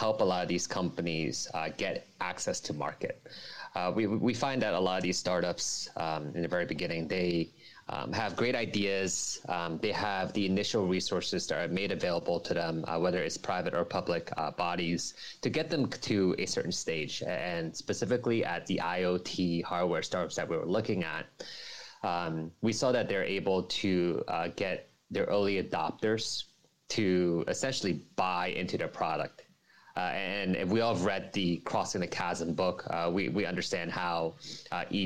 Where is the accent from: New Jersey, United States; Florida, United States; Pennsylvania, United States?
New Jersey, United States; now in Hong Kong; I'm not originally from Hong Kong. I'm from New Jersey, United States, and coming to Hong Kong